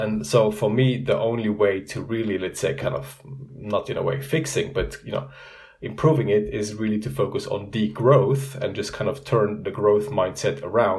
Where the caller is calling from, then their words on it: Zurich, Switzerland; I'm calling in from Zurich, Switzerland.